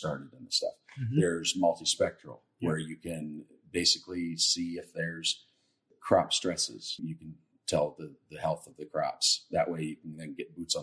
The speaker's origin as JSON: {"language": "English", "region": "Indiana", "country": "United States", "said": "we're from Indiana, we're corn country"}